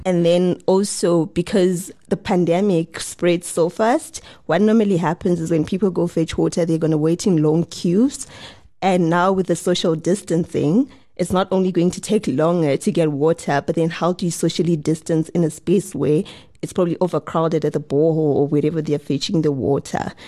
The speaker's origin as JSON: {"language": "English", "country": "Zimbabwe", "also_born_or_lived": "South Africa", "said": "I'm from Zimbabwe and my parents, he w, were working in South Africa. So I used to, you know, migrate from Zimbabwe to South Africa a lot of times"}